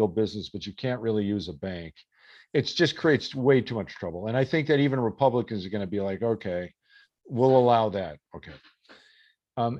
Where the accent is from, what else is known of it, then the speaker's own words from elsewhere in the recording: Minnesota, United States; I grew up in Minnesota, right?